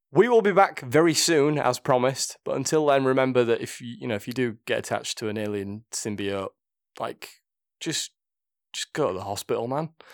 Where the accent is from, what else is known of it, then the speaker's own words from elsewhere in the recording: Yorkshire and the Humber, United Kingdom; accent: thick Yorkshire; my thick Yorkshire accent